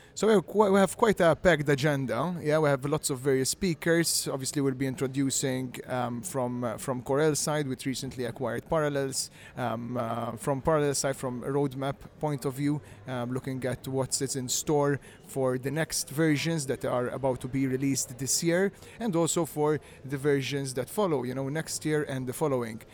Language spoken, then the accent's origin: English; Malta; I am from Malta, yeah, born and raised, all here